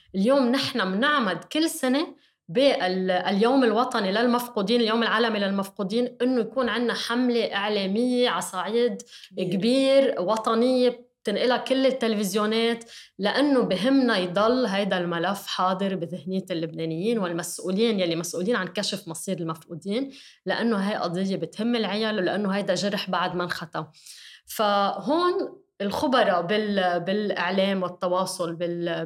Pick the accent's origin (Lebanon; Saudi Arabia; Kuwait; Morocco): Lebanon; كلبنانيه كلنا